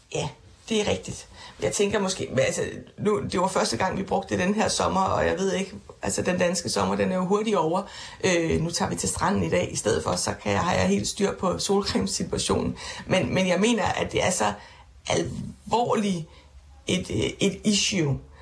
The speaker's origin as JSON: {"language": "Danish", "area": "Funen", "region": "Southern Denmark", "country": "Denmark", "tie": "born or raised there", "moved": "yes", "lives_now": "Copenhagen, Denmark", "said": "Det friluftsbade, der var i min barndomsby, det friluftsbad, min far bader i øh, flere gange om ugen med børnebørn øh, på Fyn"}